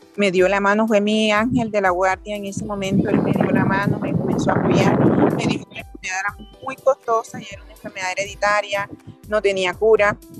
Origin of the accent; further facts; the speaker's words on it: Mompox, Bolívar, Colombia; moved away as an adult; now in Denver, United States; yo soy de Monpó, Bolívar, que colonizaron muchos europeos.